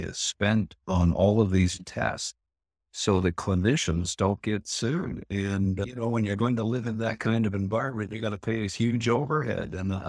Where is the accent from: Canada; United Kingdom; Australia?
Canada; Well, I'm a Canadian country boy, and I've always had a beard or mustache or sideburns in the 70s, I guess.